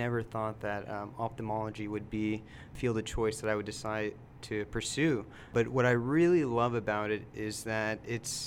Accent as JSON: {"language": "English", "town": "Houston", "region": "Texas", "country": "United States", "tie": "born or raised there", "said": "I'm born and raised in Houston."}